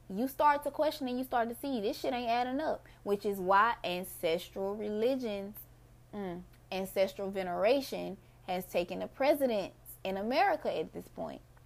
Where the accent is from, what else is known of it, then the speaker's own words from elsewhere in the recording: Mississippi, United States; my people, we're Mississippians